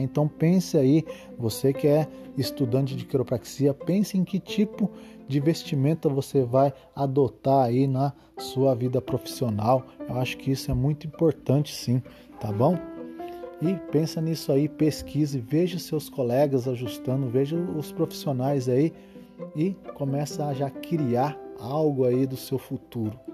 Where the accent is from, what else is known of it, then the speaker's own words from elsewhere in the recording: Osvaldo Cruz, São Paulo, Brazil; minha cidade natal, a cidade de Oswaldo Cruz, interior de São Paulo